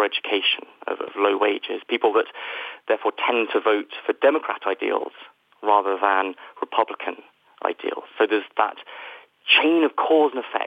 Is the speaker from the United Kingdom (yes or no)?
yes; United Kingdom; the United Kingdom, where, as you can probably tell from my accent, I am from